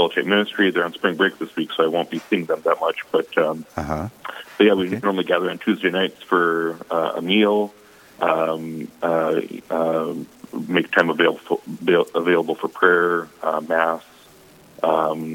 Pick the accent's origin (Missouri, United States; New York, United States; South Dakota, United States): South Dakota, United States; Sioux Falls; moved away as an adult; also born or lived in Tabor, South Dakota; now in Madison, United States; Born and raised in Sioux Falls